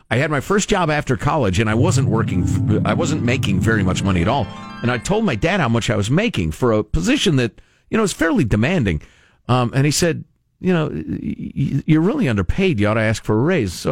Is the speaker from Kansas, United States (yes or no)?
yes; Kansas, United States; I think that's why I had never been around anybody where I grew up in Western Kansas